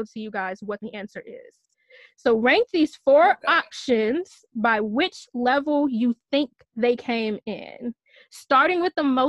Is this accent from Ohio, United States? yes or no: no; Michigan, United States; I'm from Michigan